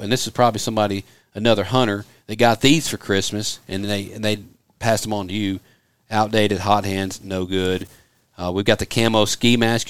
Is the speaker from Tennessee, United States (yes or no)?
yes; Memphis, Tennessee, United States; moved away; growing up outside of Memphis, Tennessee